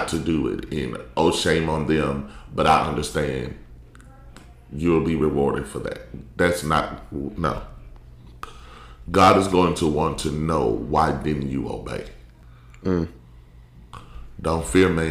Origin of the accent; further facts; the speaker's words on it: Columbus, Mississippi, United States; moved away as an adult; also born or lived in Ohio; now in Virginia, United States; But it's a city called Columbus, Mississippi. I was born and raised there. Been there my whole life.